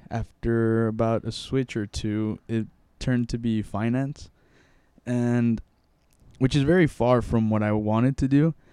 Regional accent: Mexico; born there; first language Spanish; English is a second language; I was born in Mexico and I always spoke Spanish at home and everything

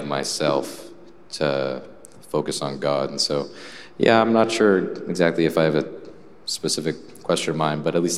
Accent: Massachusetts, United States; I grew up in Massachusetts, and my home parish

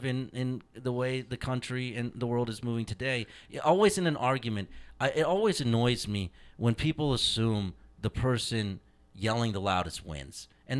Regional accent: United States; I am an Indian, I am an American, I am a Colts fan, I am a Pacers fan, I am a Hindu, okay?

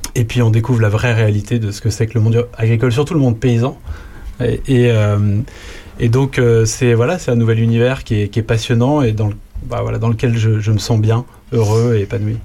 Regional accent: Lyon, Auvergne-Rhône-Alpes, France; moved away as an adult; also born or lived in Toulouse / Paris / Germany; je suis né, j'ai grandi à Lyon, j'ai fait mes études à Lyon.

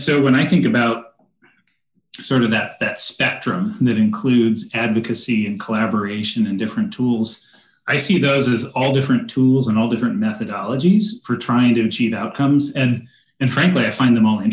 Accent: San Diego, California, United States; moved away as an adult; also born or lived in Arizona; now in Central Oregon, United States; I grew up down in San Diego

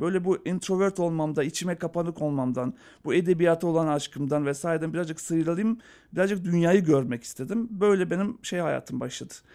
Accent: Skopje, North Macedonia; moved away; ben Yugoslavya'da doğdum.

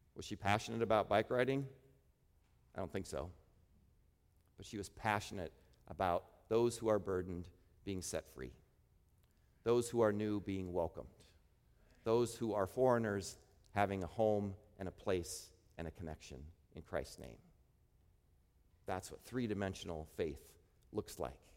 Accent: Midwest, United States; I grew up in the Midwest

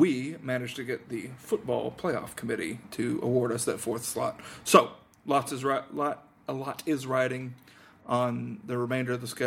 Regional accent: Georgia, United States; I'm from Georgia

